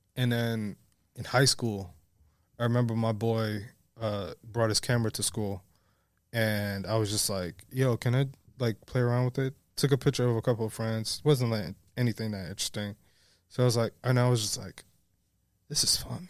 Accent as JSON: {"language": "English", "town": "New York City", "region": "New York", "country": "United States", "tie": "born or raised there", "said": "I was born and raised in the Bronx"}